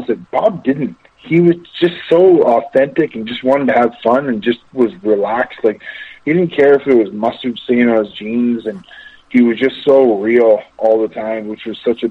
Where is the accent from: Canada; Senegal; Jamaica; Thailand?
Canada; Amherstburg, Ontario; also born or lived in Windsor, Ontario; I'm from Windsor, Ontario, Amherstburg, Ontario